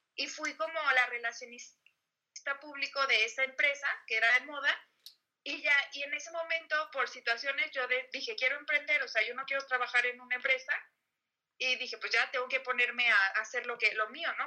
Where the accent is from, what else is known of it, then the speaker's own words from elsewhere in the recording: Guadalajara, Jalisco, Mexico; yo soy de Guadalajara